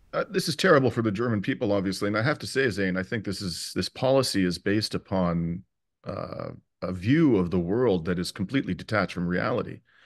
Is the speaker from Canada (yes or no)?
yes; Canada; as a Canadian